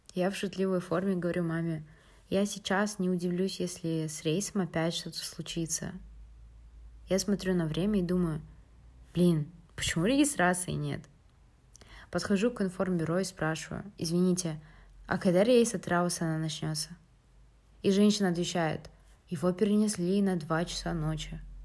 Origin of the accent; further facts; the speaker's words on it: Atyrau, Atyrau Region, Kazakhstan; moved away as an adult; also born or lived in United States; now in Finland; я из города Атрау, но на данный момент учусь в Финляндии на втором курсе